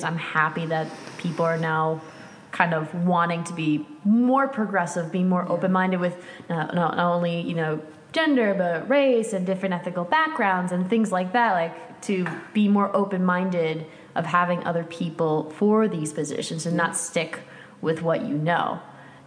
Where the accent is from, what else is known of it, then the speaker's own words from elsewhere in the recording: Avon, Connecticut, United States; moved away; also born or lived in St. Louis, Missouri; I was born in St. Louis, Missouri, but from 5 to about 18, I grew up in Avon, Connecticut